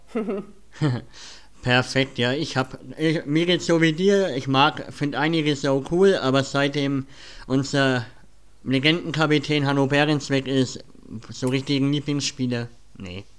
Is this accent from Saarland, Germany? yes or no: no; Nuremberg, Bavaria, Germany; sind wir Nürnberger